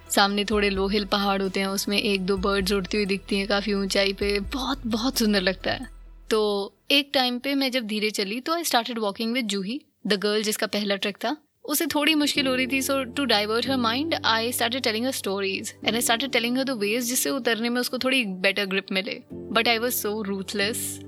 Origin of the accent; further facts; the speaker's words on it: North India, India; मैं north India से हूँ